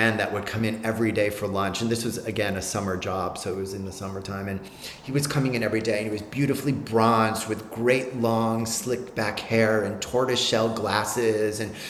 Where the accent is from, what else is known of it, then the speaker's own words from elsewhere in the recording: Glens Falls, New York, United States; moved away as an adult; also born or lived in Tokyo; I'm from Glens Falls, New York, a small town in upstate New York